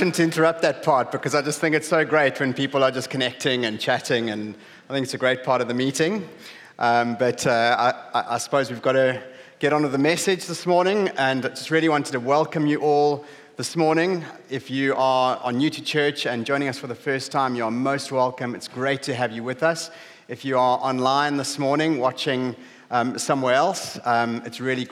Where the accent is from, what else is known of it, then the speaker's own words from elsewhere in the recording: South Africa; moved away as an adult; now in Hull, United Kingdom; We grew up in a small town on the southeast coast of South Africa. You might have noticed from my accent.